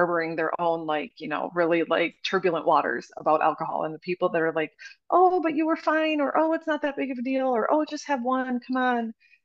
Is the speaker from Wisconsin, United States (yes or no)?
yes; Wisconsin, United States; I'm from Wisconsin. Like, we're raised on alcohol